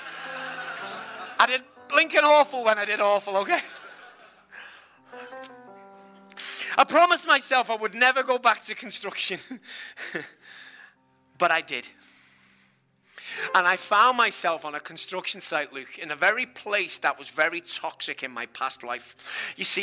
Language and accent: English; Liverpool, North West England, United Kingdom; I'm from Liverpool